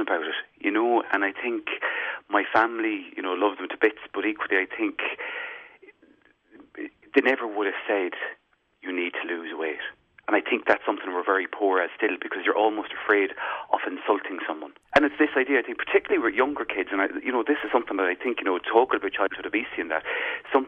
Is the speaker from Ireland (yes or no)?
yes; Sligo, Connacht, Ireland; moved away as an adult; also born or lived in Dublin / England; When I went to college in particular, I think when I moved from Sligo up to Dublin